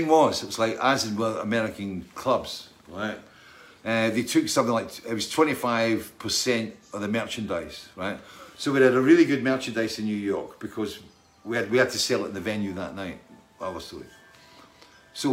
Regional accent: Scotland, United Kingdom; I was brought up in Scotland

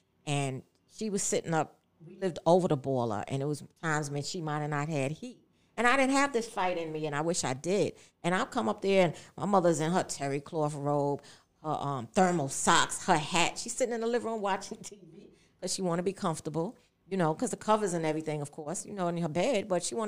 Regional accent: New York City, New York, United States; also born or lived in Holmes Towers, Upper East Side / Isaacs Houses, Upper East Side; I grew up in McKinley House.

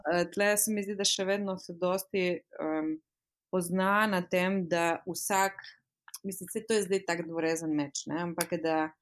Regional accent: Slovenia; moved away as an adult; now in United Kingdom; sem slovenka

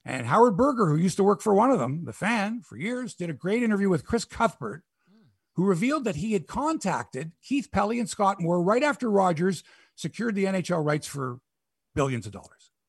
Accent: Toronto, Ontario, Canada; I'm from Toronto.

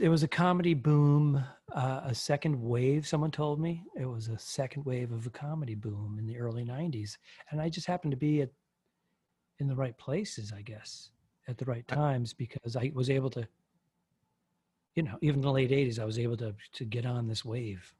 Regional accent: Northeast, United States; I'm from the Northeast

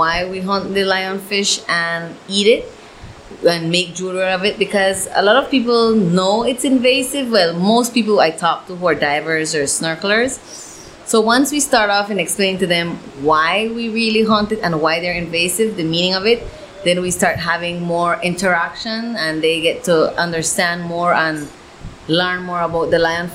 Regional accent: Caye Caulker, Belize District, Belize; my hometown. So I've been working with the Caye Caulker BTAA

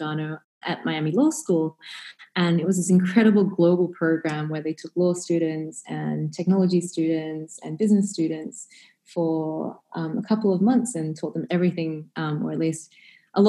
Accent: Australia; Growing up in Australia, certainly a heavily kind of Western culture

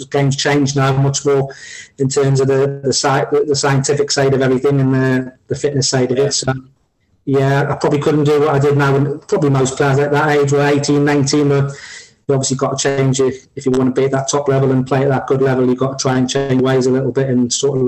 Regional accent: Newcastle upon Tyne, North East England, United Kingdom; I'm a Geordie, and all my family from the middle of Newcastle and the roughest part of Newcastle

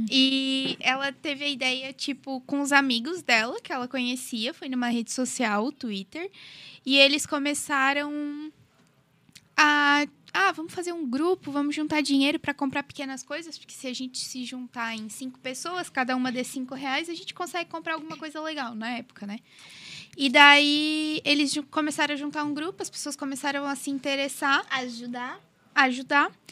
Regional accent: Criciúma, Santa Catarina, Brazil; Eu sou de Criciúma e eu também faço direito na Unesc.

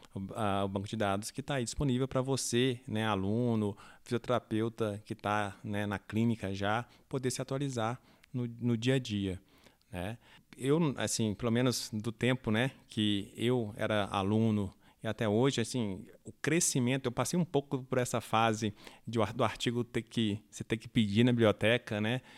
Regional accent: Brazil; nós, né, é, brasileiros que não falamos a língua inglesa

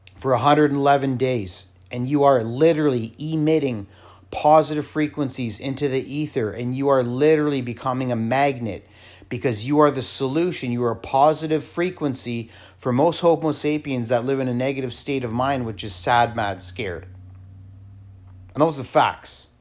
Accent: Canada; I come from Canada

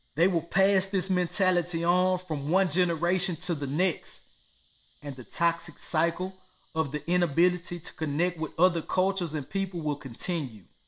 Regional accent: United States; I was born and raised in America

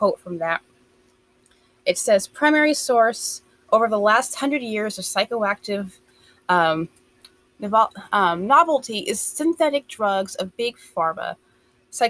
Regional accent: United States; I'm from the States

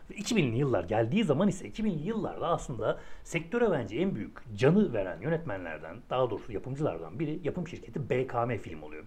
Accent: Ankara, Turkey; biraz Ankara'nın varoş bölgesinde büyüdüm ben.

